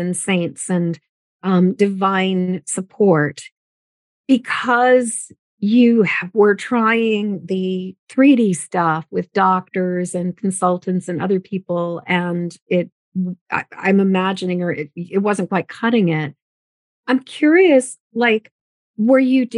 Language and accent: English; United States; my mother is a first generation American. My father, his family is more established in America.